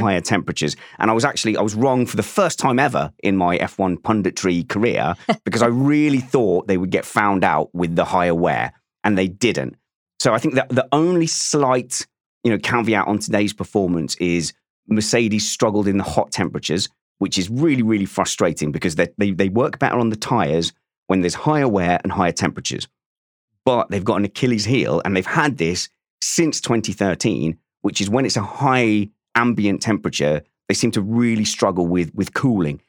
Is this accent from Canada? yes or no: no; Essex, East of England, United Kingdom; I'm from Essex and we wear our hearts on our, our mouths